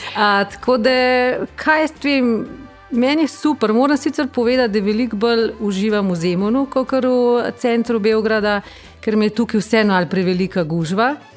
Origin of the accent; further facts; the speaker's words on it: Bistrica pri Tržiču, Upper Carniola, Slovenia; moved away as an adult; sem iz Bistrice pri Tržiču